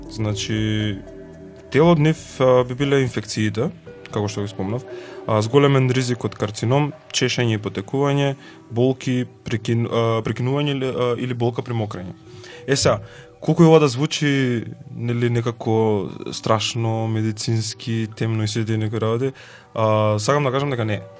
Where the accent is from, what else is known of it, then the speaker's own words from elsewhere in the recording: North Macedonia; кај нас во Македонија